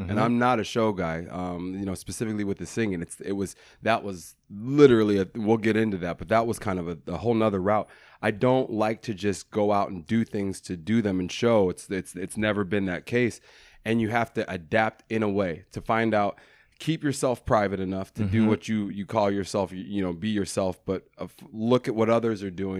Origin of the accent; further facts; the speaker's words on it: Denver, Colorado, United States; Denver, Colorado. Okay. I'm from Denver, Colorado. I come from a loving family, a really loving family.